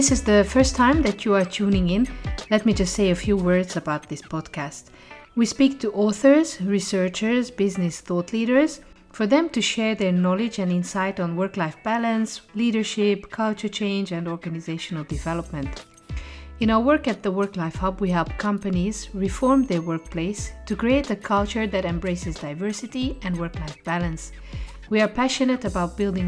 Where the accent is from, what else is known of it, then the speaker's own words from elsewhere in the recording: Hungary; now in Brussels, Belgium; Me as a Hungarian sitting in Brussels